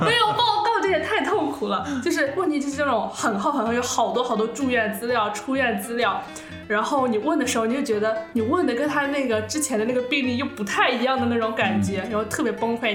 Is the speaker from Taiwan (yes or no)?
no; Suzhou, Jiangsu, China; 我是一个苏州人，我分不清前后鼻音